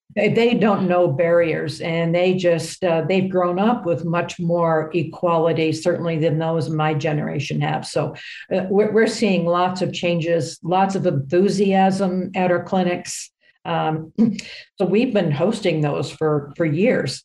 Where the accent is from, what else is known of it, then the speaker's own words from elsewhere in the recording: New Hampshire, United States; good young player growing up in New Hampshire